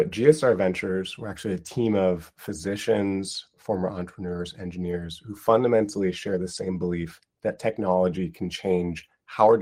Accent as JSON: {"language": "English", "town": "Seattle", "region": "Washington", "country": "United States", "tie": "born or raised there", "also_born_or_lived": "Minnesota / Cambridge, England / Stanford / Bethesda, Maryland", "moved": "as an adult", "lives_now": "San Francisco, United States", "said": "I grew up in Seattle"}